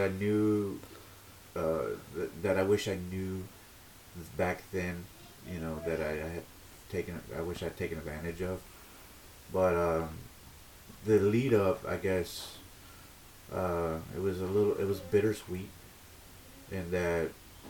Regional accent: Baytown, Texas, United States; now in San Diego, United States; I'm from Baytown, Texas, originally. I live in San Diego, California.

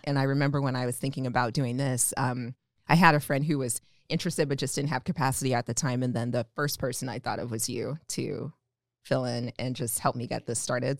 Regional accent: Omaha, Nebraska, United States; also born or lived in Atlanta; I'm also from Omaha, uh, born and raised.

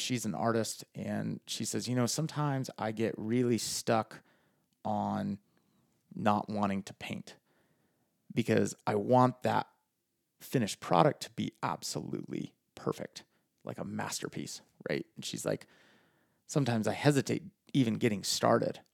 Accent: Farmington, New Mexico, United States; I grew up in Farmington, New Mexico, proud resident of the five oh five down there

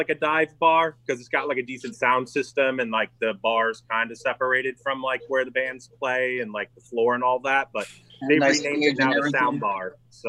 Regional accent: New York, United States; I grew up in New York. We had a place called The Chance. That's in Poughkeepsie, New York.

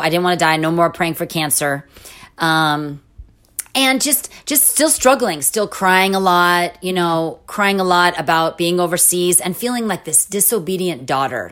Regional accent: California, United States; moved away as an adult; also born or lived in Jordan; I was from California

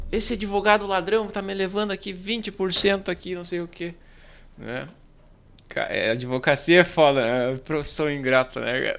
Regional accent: Santo Ângelo, Rio Grande do Sul, Brazil; Ah, na verdade eu sou de Santo Ângelo, sou mais do interior aqui

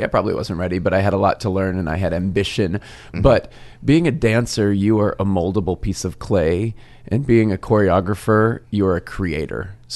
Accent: Arizona, United States; moved away; This was in Arizona. This is my hometown

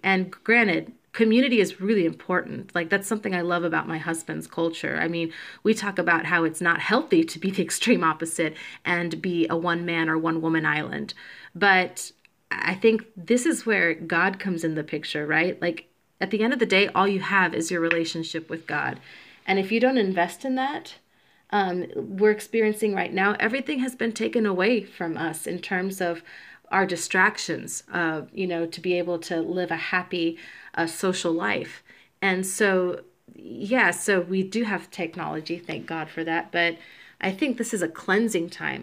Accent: Georgia, United States; also born or lived in Puerto Rico; now in Chicago, United States; I am a Puerto Rican born on the island, but raised in Georgia

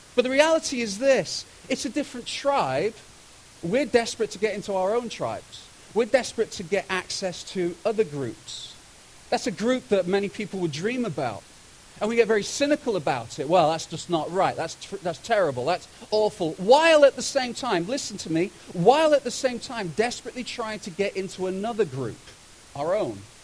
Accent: United Kingdom; moved away as an adult; now in Kelowna, Canada; I'm from Britain

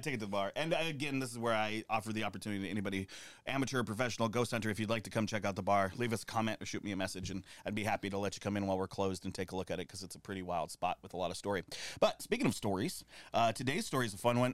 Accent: United States; now in New York, United States; my hometown, I grew up doing Cold War drills

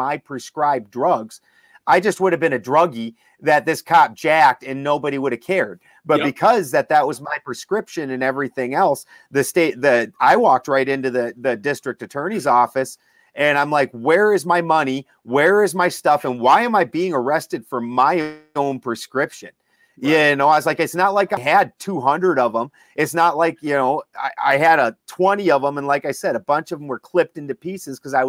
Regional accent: Midwest, United States; now in California, United States; I'm from the Midwest, so I'm from a very conservative Republican state

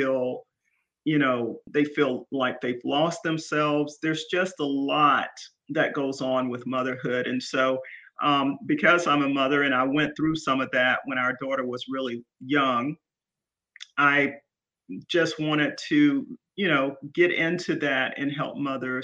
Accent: Columbus, Georgia, United States; now in Pooler, United States; I grew up in Columbus, Georgia. I am a Georgia peach.

